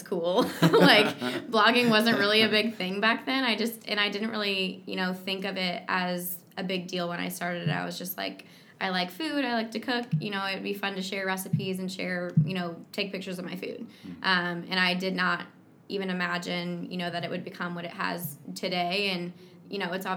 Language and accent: English; Kansas City, United States; I was born and raised in Kansas City